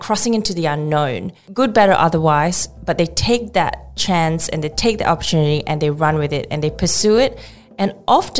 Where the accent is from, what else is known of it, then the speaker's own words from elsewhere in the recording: Johor Bahru, Johor, Malaysia; moved away as an adult; also born or lived in Sitiawan, Perak, Malaysia; now in Australia; I actually grew up further down south in Johor Bahru, which is a city across the border from Singapore